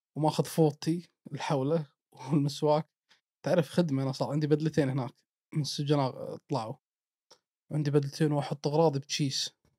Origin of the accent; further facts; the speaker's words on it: Kuwait; انا من الكويت